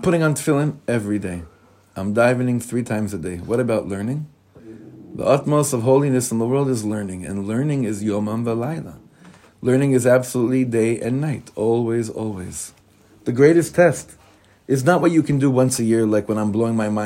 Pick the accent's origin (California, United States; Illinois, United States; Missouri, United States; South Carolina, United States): California, United States; Beverly Hills; moved away; also born or lived in Nachlaot, Jerusalem; I come from Beverly Hills, the son of the cantor.